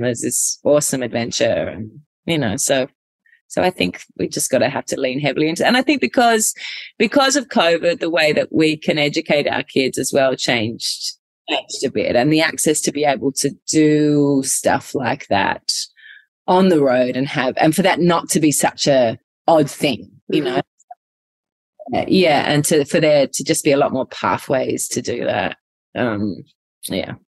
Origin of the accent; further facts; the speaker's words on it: Adelaide, South Australia, Australia; also born or lived in Darwin; when we moved back from Darwin to Adelaide when I was younger, I think I was thrown back into school